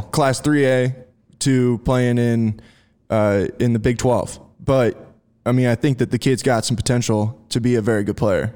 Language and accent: English; United States; Maryville, Missouri, which is in the northwest corner of, of, uh, Missouri, is about thirty minutes from my hometown